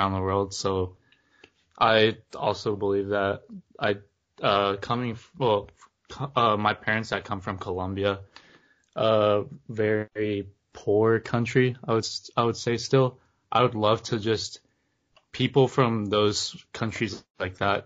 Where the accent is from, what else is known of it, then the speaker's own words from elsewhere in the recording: Indiana, United States; growing up in a small town in Indiana